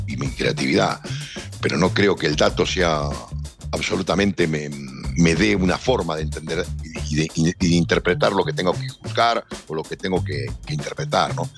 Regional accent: Argentina; soy argentino

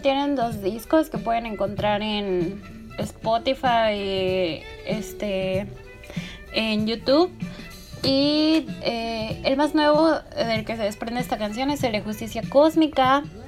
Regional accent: Puebla, Mexico; moved away as an adult; now in Mérida, Mexico; yo me fui de Puebla porque toda mi vida vivía allí, así desde chiquita

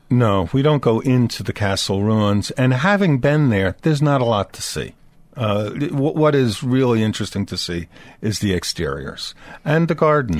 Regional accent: Dobbs Ferry, New York, United States; I grew up downriver in Dobbs Ferry, New York

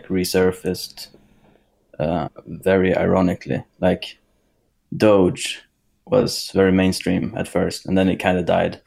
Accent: Sweden; born and raised in Sweden

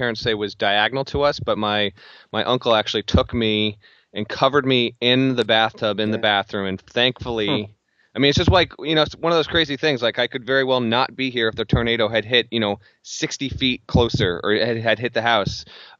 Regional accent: Denver, Colorado, United States; moved away; I was born in Denver

